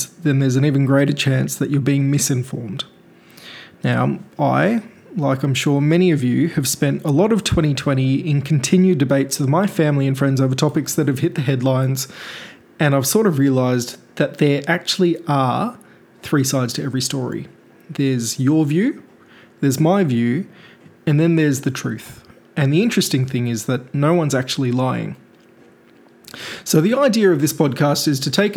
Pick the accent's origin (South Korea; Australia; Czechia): Australia; Melbourne, Victoria; also born or lived in India; I'm a very proud Indian by birth, and I've spent the last 27 years growing up in Melbourne, Australia